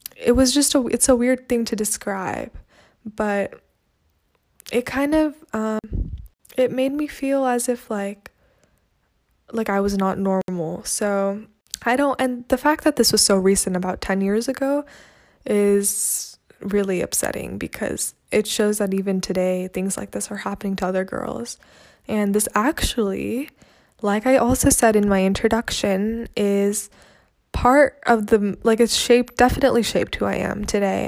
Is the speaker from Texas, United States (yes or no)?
no; California, United States; also born or lived in Chennai, India; I'm from California, but my parents are from India